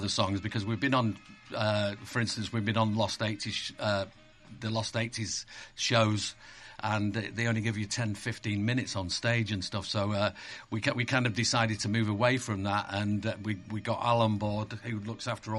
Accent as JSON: {"language": "English", "area": "Cheshire", "region": "North West England", "country": "United Kingdom", "tie": "born or raised there", "said": "I grew up in Cheshire, so I'm used to it"}